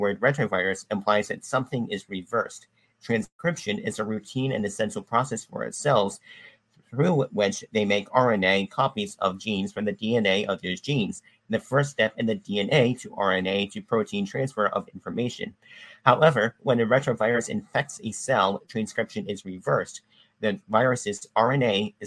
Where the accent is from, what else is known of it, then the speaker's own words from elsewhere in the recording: Arkansas, United States; my biological mother was born in Alabama and I was born in Arkansas